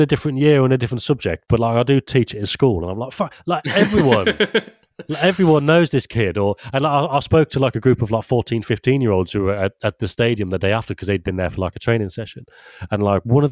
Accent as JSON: {"language": "English", "town": "Leamington Spa", "region": "West Midlands", "country": "United Kingdom", "said": "I'm from Leamington Spa, which has got, I don't know, like 100,000 or something."}